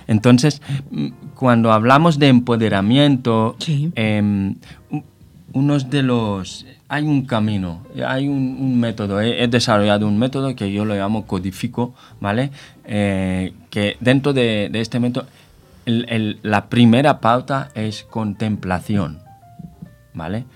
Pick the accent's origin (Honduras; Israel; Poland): Israel; moved away as an adult; now in Spain; Soy israelí de origen, eh, nacionalizado ya en, eh, España. Eh, llevo 18 años en España